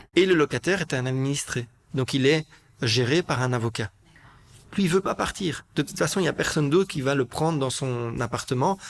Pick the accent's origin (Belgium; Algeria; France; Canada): Belgium; Brussels, Brussels-Capital Region; je suis un Bruxellois, j'ai grandi à Bruxelles